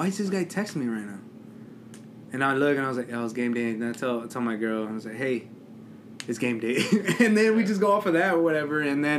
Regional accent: Lexington, Nebraska, United States; Like, it's like people, like, where I grew up at and in Lexington, and you just see them there.

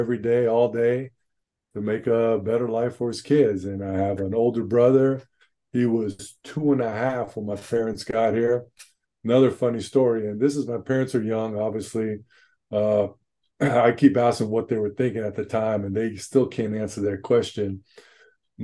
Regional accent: Los Angeles, California, United States; born and raised and still living in San Pedro, California, just down here, Southern California, LA, San Pedro.

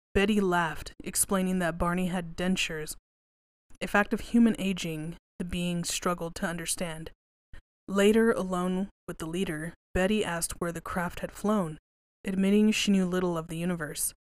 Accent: West Texas, United States; I grew up in West Texas

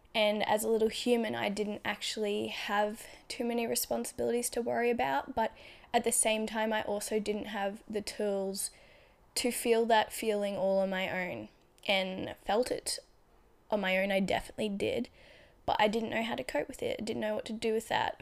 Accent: Australia; also born or lived in Brisbane; I was just comfortable in my small regional town. Not, wasn't really small, but, like, it was a regional town in Australia, so, like, eighty thousand people

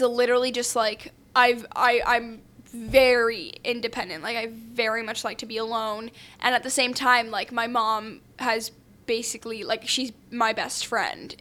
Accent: New York City, New York, United States; I grew up in New York City.

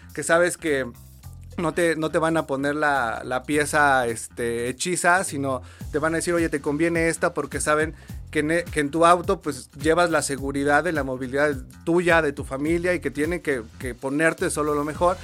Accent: Puebla, Mexico; moved away as an adult; also born or lived in Mexico City; en Puebla, yo soy de Puebla, no existía la carrera como tal de publicidad

